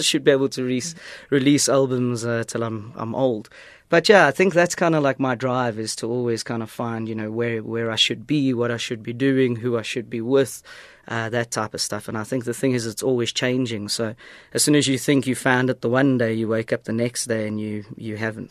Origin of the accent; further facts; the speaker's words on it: East Rand, Gauteng, South Africa; moved away as an adult; also born or lived in England; growing up in the East Rand